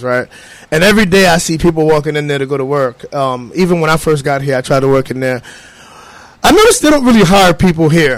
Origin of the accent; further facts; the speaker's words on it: New York City, New York, United States; moved away as an adult; now in Hartford, United States; I'm from Harlem. I've relocated here. I've only been here for about 4 years